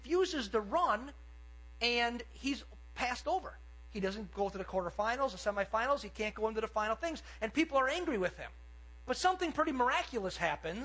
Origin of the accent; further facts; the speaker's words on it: Cedarburg, Wisconsin, United States; I grew up in Cedarburg